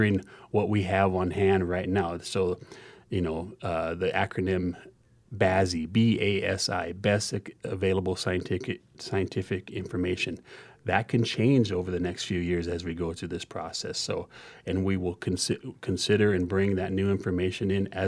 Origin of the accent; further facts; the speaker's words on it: Pine Ridge Indian Reservation, South Dakota, United States; I'm originally from the Pine Ridge Indian Reservation